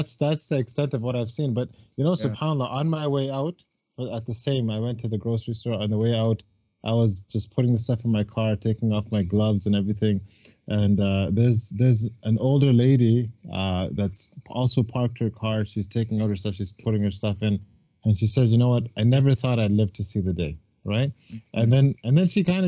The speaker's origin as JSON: {"language": "English", "town": "Burlington", "region": "Ontario", "country": "Canada", "said": "I'm from Burlington"}